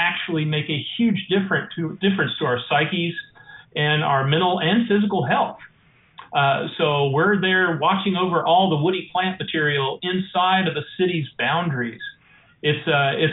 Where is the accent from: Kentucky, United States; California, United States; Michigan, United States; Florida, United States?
Kentucky, United States; Eastern; moved away as an adult; now in Fairhope, United States; I'm actually an Eastern Kentuckian. I'm from the Appalachian Mountains in the coal mining land. Grew up, of course, with big gardens and bees and forests and coal mines.